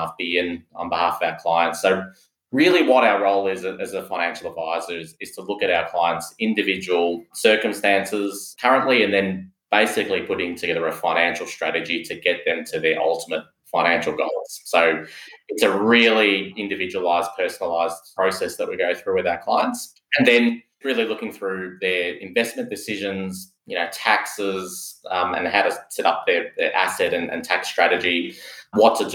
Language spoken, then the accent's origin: English; Melbourne, Victoria, Australia; not an expat myself, born and bred in Melbourne and have lived in Melbourne all my life.